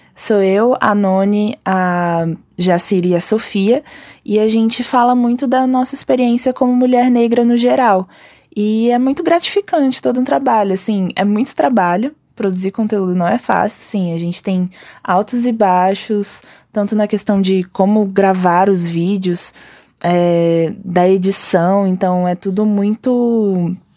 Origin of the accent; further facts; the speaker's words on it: Brasília, Federal District, Brazil; sou daqui de Brasília